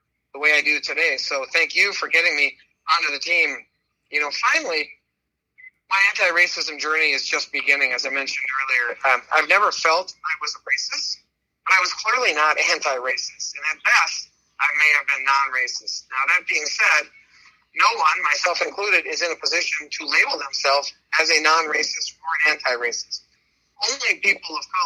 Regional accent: Minnesota, United States; This is my home state where I've lived much of my life. And I've always thought of Minnesotans as these nice people

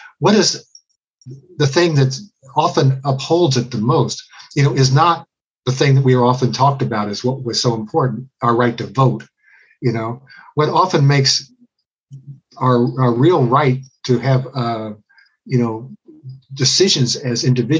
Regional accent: Cincinnati, Ohio, United States; I was growing up in Cincinnati

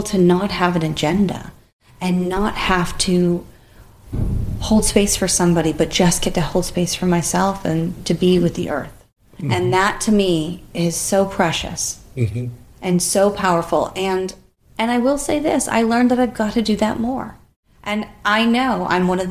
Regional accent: United States; we've lived our life as an American culture

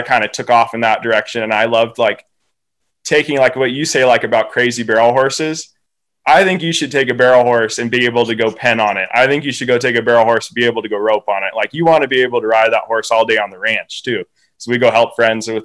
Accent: Oregon, United States; born or raised there; also born or lived in Swan Valley, Idaho

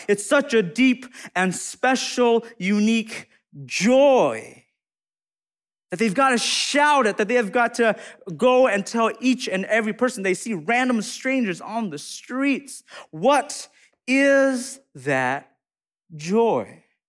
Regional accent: United States; I'm Hmong American

